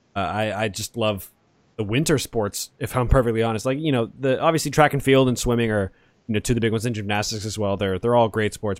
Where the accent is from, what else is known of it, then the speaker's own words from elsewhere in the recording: Atlanta, Georgia, United States; now in Los Angeles, United States; I'm from Atlanta